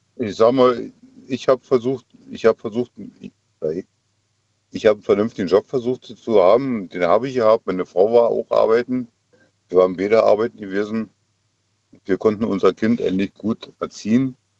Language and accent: German; the East, East Germany, Germany; ich komme ja nur aus dem Osten ich bin im Osten aufgewachsen